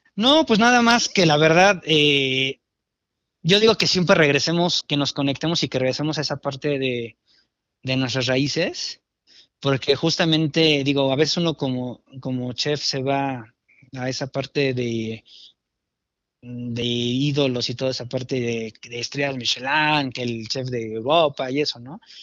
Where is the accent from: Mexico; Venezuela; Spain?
Mexico; como cocinero mexicano